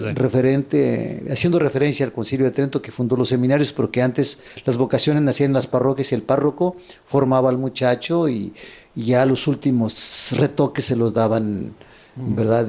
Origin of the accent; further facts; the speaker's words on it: Apipilulco, Guerrero, Mexico; moved away; also born or lived in Japan; nací en Guerrero. Ajá. En un pueblo de 8000 habitantes llamado Apipilulco, de la parroquia de Cocula Guerrero